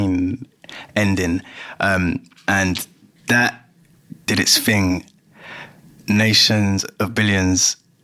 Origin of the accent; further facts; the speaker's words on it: London, United Kingdom; I'm from Greenwich